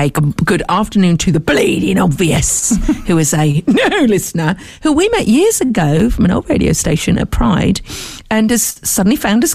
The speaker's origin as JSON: {"language": "English", "town": "Tunbridge Wells", "region": "South East England", "country": "United Kingdom", "said": "I am from Tunbridge Wells and I will take this to the highest authorities."}